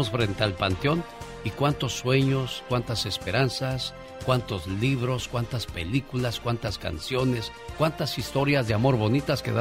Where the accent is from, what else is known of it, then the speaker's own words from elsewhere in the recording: Michoacán, Mexico; moved away; Porque un día salí de Michoacán, pero Michoacán nunca salió de mí.